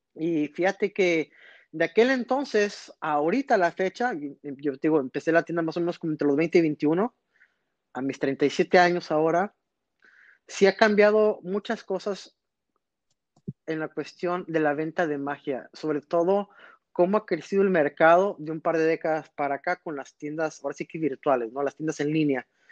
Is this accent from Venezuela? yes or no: no; Reynosa, Tamaulipas, Mexico; also born or lived in McAllen, Texas; yo soy nacido en McAllen, Texas, pero yo crecí en Reynosa, Tamaulipas